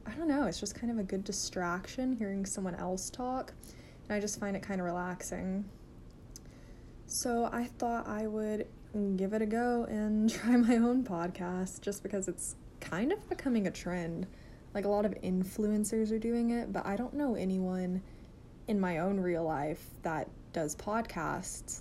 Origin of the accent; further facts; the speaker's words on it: Arkansas, United States; I'm a nursing student and I'm from Arkansas